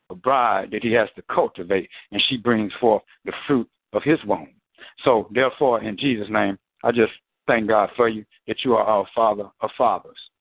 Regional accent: United States; I was born I was born black in America

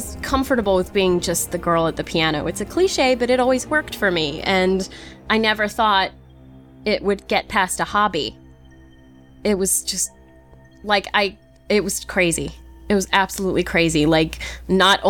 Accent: New England, United States; I'm from New England

